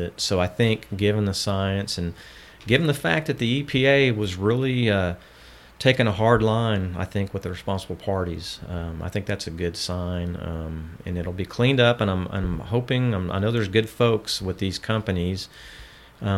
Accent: Houston, Texas, United States; I grew up in Southwest Houston

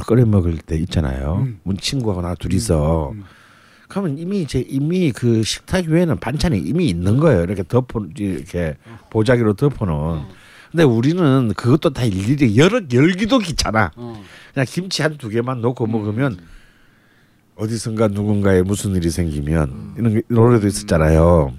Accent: Busan, South Korea; moved away as an adult; now in Seoul, South Korea; 어릴 때 부산에서 자랐기 때문에

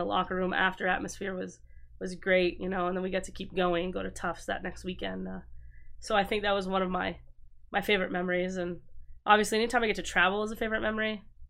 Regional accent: Maine, United States; because I'm from Northern Maine, but I'm not from like Acadia, Northern Maine, it's Gagner, but down here it would be Gagnon.

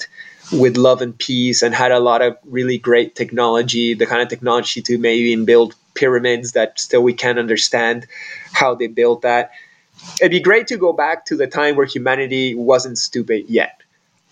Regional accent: Peru; growing up in Peru

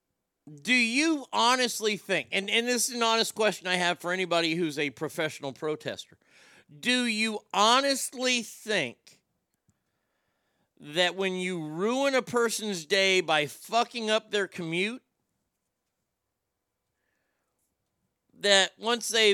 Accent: Texas, United States; As a Texan, you know I'm a very proud Texan

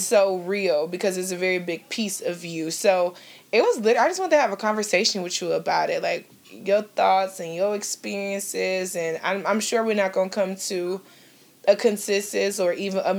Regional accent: Cleveland, Ohio, United States; I was born and raised in Cleveland, Ohio, authentically Cleveland, Ohio

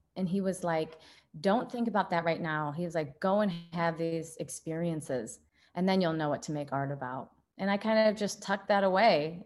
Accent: Midwest, United States; being a Midwesterner here

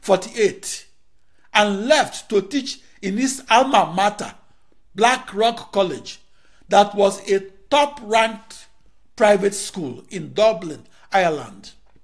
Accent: Akure, Ondo, Nigeria; born there; I was born on August 23, 1954, in an Igbo-speaking compound and in a boys' quarter at the intersection of Ekemeso Street and Oba Adesida Road, Akure, Yoruba land, in the western region of the then British West African colony of Nigeria.

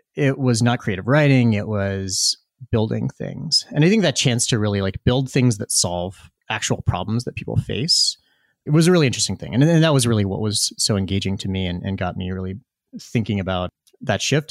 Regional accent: Tazewell County, Virginia, United States; I grew up in rural Virginia. I grew up in Cole Country

